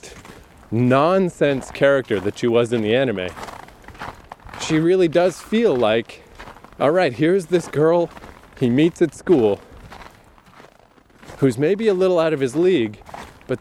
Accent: Canada; I'm Canadian

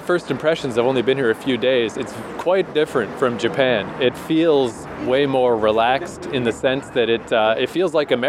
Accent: Eastern Canada, Canada; moved away as an adult; also born or lived in Vancouver, Canada; now in South Korea; Eastern Canada, which is where we're from.

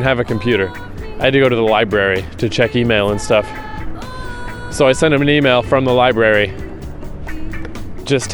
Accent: Fredericton, New Brunswick, Canada; moved away as an adult; also born or lived in Vancouver / New York / Toronto; my hometown, Fredericton, New Brunswick

